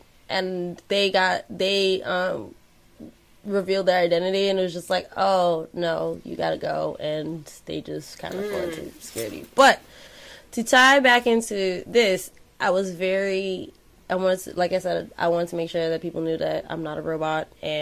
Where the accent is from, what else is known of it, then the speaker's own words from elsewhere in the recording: New York City, New York, United States; I'm from Flatbush, born and raised.